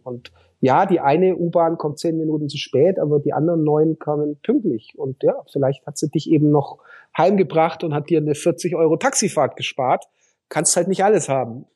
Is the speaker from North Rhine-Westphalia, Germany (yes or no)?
no; Hof, Bavaria, Germany; Also meine Schwester ist seit letzten März äh, Oberbürgermeisterin äh, in meiner Heimatstadt